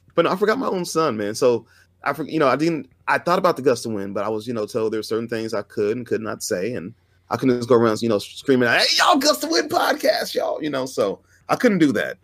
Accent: Fresno, California, United States; I'm from, I'm from Fresno. I live five minutes away from the venue.

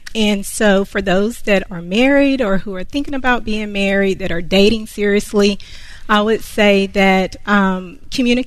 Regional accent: Concord, North Carolina, United States; I am from Concord, North Carolina

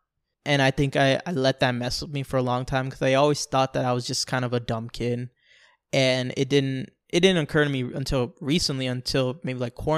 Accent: New York, United States; born there; when I was born in New York, there was a family that lived in the floor above us

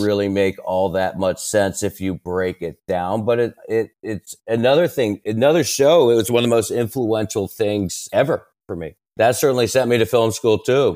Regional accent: Maryland, United States; I grew up in Maryland, right outside Washington, D

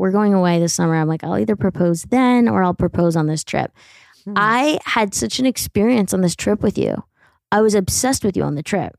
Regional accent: tri-state area, United States; accent: East Coast; have you ever been in the tri-state area? This is how we talk. I'm not mad. This is how I was raised.

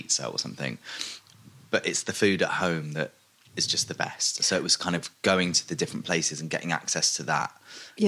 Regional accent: London, United Kingdom; I was born in West London

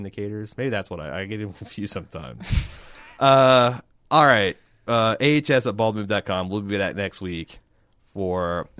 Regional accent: United Kingdom; Personally, as a Brit, I'm going to enjoy the hell of the season

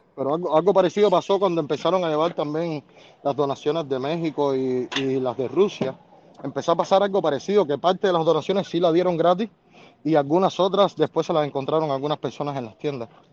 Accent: Cuba; moved away as an adult; also born or lived in Costa Rica; now in United States; los cubanos, es que muchos llegamos aquí con desconocimiento totales

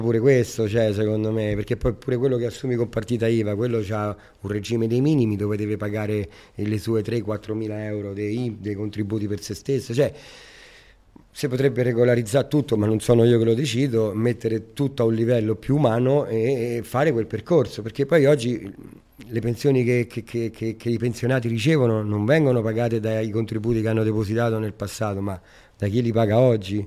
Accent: Rome, Lazio, Italy; now in Riccione, Italy; io sono nato a Roma e sono cresciuto al, co- Parco del Colleoppio. Il Parco del Colleoppio è davanti al Colosseo

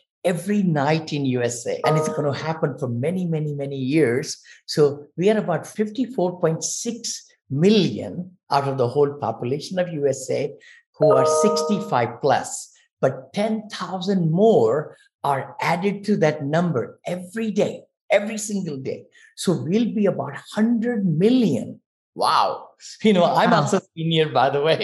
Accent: India; moved away as an adult; I'm from India. So I came here when I was 22.

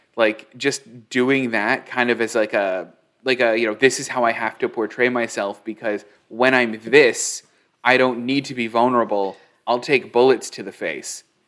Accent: Newville, Midwest, United States; moved away; also born or lived in Los Angeles; I was a kid in a small town. I was born in Newville.

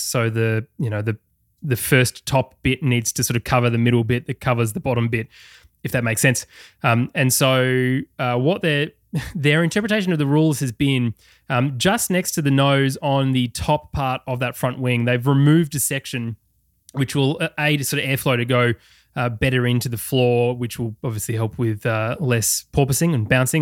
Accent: Australia; accent: Australian

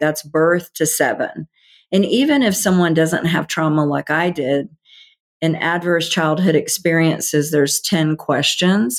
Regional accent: the South, United States; I grew up in the South, Bible Belt.

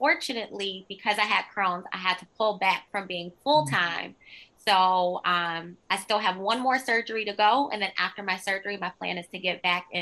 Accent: Detroit, Michigan, United States; I grew up in Detroit, on the east side of Detroit.

